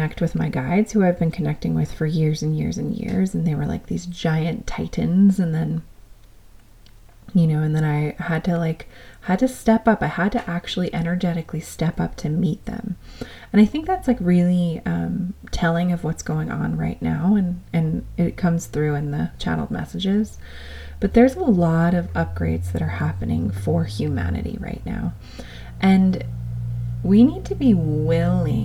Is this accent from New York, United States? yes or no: yes; New York, United States; being this New Yorker